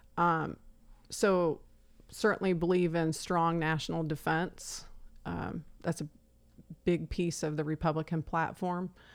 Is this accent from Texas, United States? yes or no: no; Emmetsburg, Iowa, United States; also born or lived in Jacksonville, Florida; I was about eight when we moved from Florida back to small town Iowa